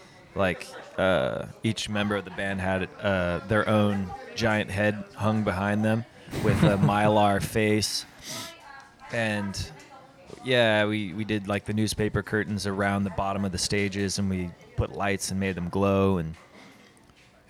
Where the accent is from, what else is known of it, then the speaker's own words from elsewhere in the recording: Mapleton, Utah, United States; also born or lived in Provo, Utah; Provo has always been obviously it's my hometown just because that's where I grew up in Mapleton